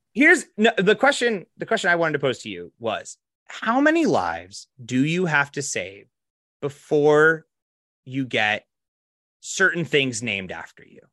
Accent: Box Elder, South Dakota, United States; we're from Box Elder

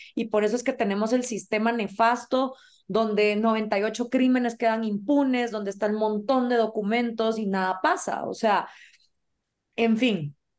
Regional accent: Guatemala; also born or lived in Rome / Belgium / Washington; soy de Guatemala

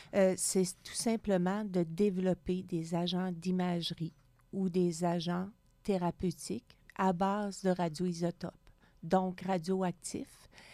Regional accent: Gaspésie, Quebec, Canada; moved away as an adult; also born or lived in Montreal; now in Sherbrooke, Canada; Je viens de la Gaspésie, loin

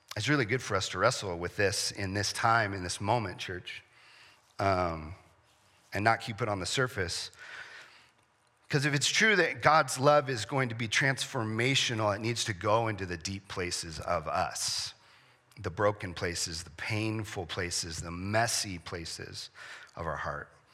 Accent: San Diego, California, United States; I grew up in San Diego

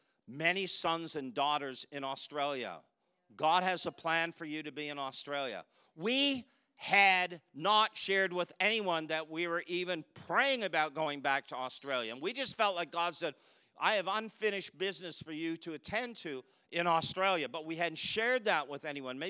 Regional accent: Canada; we're from Canada

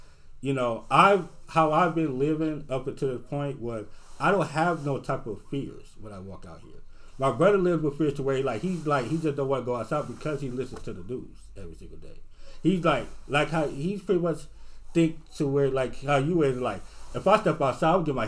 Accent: Watts / Rancho Cucamonga / Moreno Valley, California, United States; Rancho Cucamonga out here

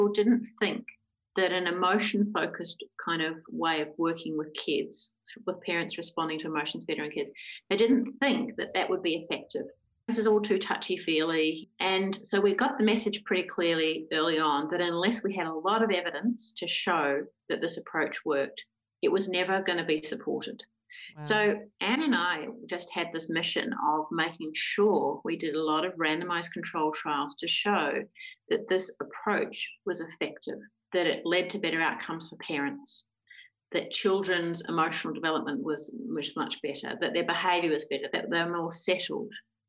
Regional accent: New Zealand; moved away; I'm a New Zealander and I did my clinical psychology training and started working in child and adolescent mental health back in New Zealand

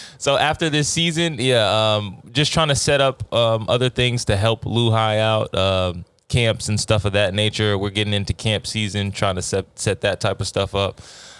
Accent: Texas, United States; I'm from Texas. I don't know nothing about that.

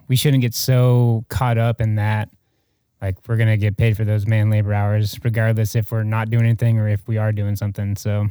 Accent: Atlanta, Georgia, United States; moved away as an adult; also born or lived in Alaska; now in Mobile, United States; I'm from Atlanta

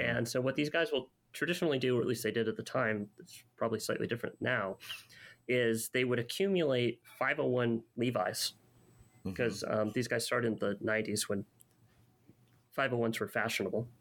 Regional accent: Los Angeles, California, United States; I grew up in Canoga Park, California

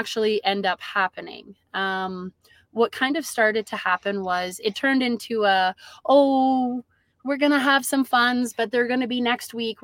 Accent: Peace Country, Alberta, Canada; both myself and my husband have actually been born and raised in the Peace Country. So we're born and raised up here

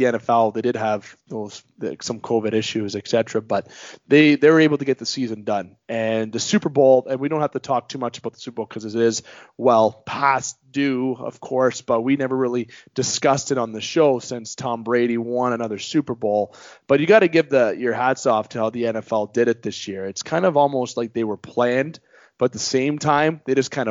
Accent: Canada; being Canadian

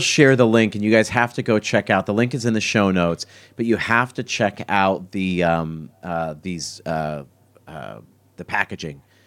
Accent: Philadelphia, Pennsylvania, United States; I grew up in Philadelphia, and in Philadelphia, we're famous for cheesesteaks

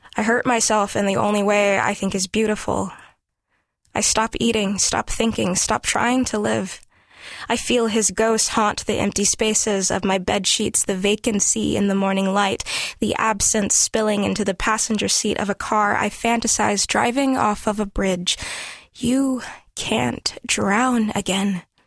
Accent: Gonzales, Louisiana, United States; moved away; I was raised mostly in Gonzales, Louisiana

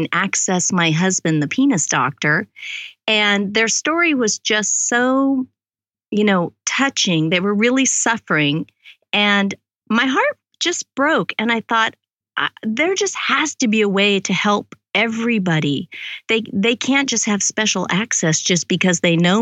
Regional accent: Olympia, Washington, United States; moved away as an adult; also born or lived in Seattle, Washington / South Texas; now in Texas, United States; I was born in Seattle, Washington, raised in Olympia, Washington, and ended up having a career in Seattle, Washington

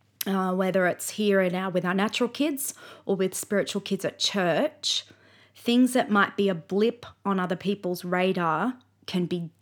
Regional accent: Brisbane, Queensland, Australia; So, for example, we grew up in Brisbane

